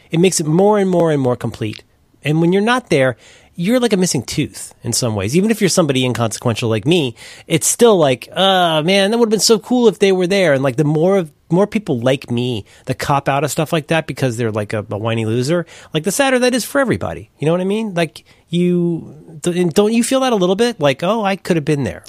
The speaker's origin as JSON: {"language": "English", "town": "Cincinnati", "region": "Ohio", "country": "United States", "said": "I'm from Cincinnati, Ohio"}